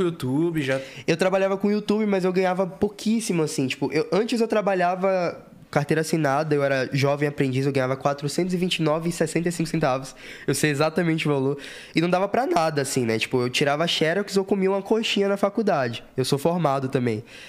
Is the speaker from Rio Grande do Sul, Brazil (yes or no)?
no; Salvador, Bahia, Brazil; moved away as an adult; also born or lived in Lauro de Freitas; now in São Paulo, Brazil; E eu sou lá de Salvador. Eu sou de um. Nasci numa, numa periferia lá de Salvador